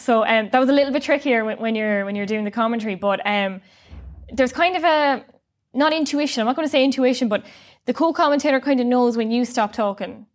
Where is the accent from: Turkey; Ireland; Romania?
Ireland; Sligo, Connacht; I'm from Sligo